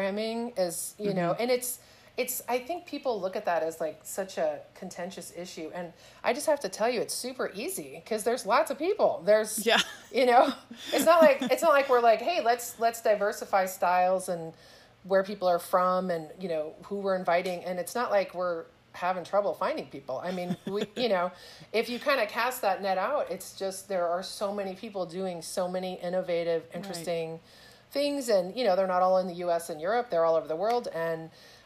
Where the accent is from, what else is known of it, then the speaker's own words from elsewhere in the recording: South Texas, United States; moved away as an adult; also born or lived in Houston, Texas; now in Walnut, California, United States; I grew up in South Texas